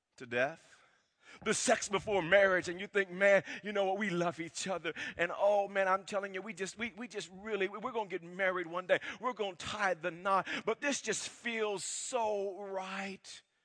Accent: Wewoka, Oklahoma, United States; growing up in Wewoke, Oklahoma

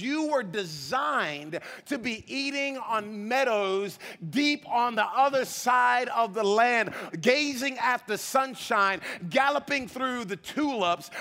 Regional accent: Providence, Rhode Island, United States; We, we grew up in Providence, Rhode Island. I grew up in the inner city uh, uh of Providence, Rhode Island.

